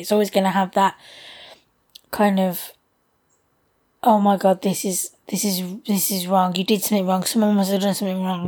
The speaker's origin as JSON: {"language": "English", "country": "United Kingdom", "said": "us being British"}